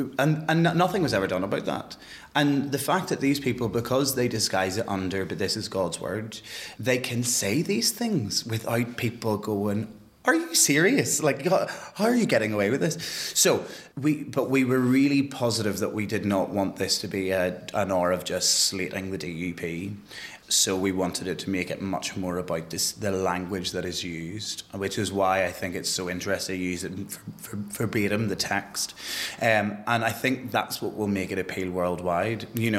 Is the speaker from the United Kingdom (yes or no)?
yes; Northern Ireland, United Kingdom; growing up in Northern Ireland as a gay person.